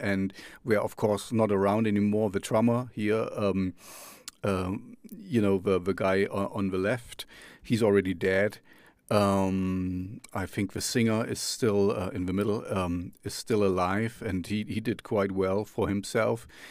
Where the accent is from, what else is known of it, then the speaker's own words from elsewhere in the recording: East Germany, Germany; I grew up in the East, uh, behind, in the Russian zone, behind the Iron Curtain.